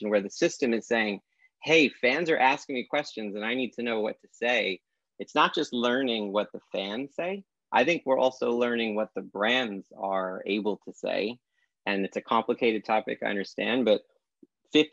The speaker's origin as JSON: {"language": "English", "town": "New York City", "region": "New York", "country": "United States", "tie": "born or raised there", "said": "I grew up in Brooklyn"}